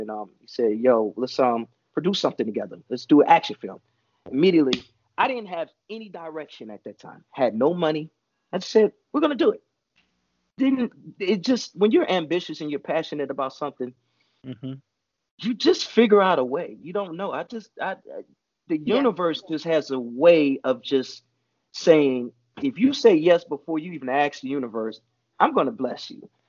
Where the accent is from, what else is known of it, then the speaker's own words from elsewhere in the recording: Chicago, Illinois, United States; also born or lived in Atlanta; now in Los Angeles, United States; I'm from Chicago. I was staying in Atlanta at the time. And then came here